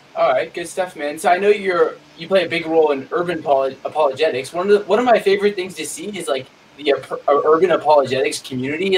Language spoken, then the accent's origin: English; State College, Pennsylvania, United States; I'm from State College, Pennsylvania